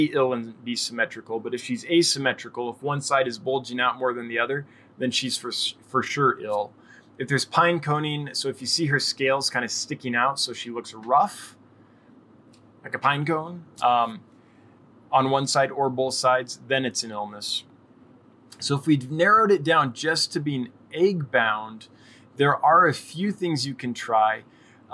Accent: California, United States; moved away as an adult; now in Wyoming, United States; I moved to Wyoming in 2011. I had been born and raised in California

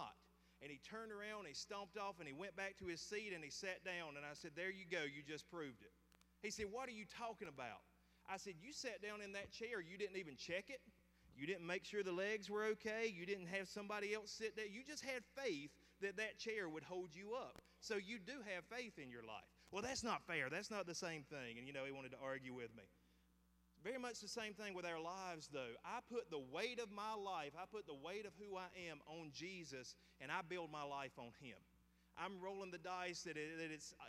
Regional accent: the South, Southern United States, United States; I am a Southern dude. I will be here unless God calls me somewhere else. I will stay below the Mason and Dixon line

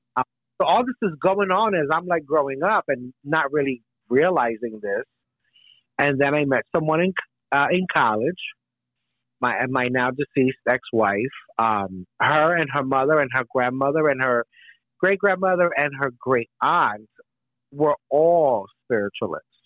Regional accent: United States; I am uh, of uh, Puerto Rican descent. Both my parents uh, were born on the island. I was born here in the United States

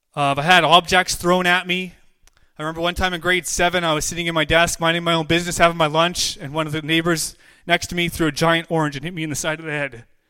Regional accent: Williams Lake, British Columbia, Canada; I'm from Williams Lake, British Columbia.

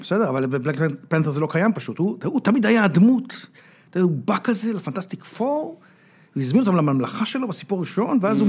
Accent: Israel

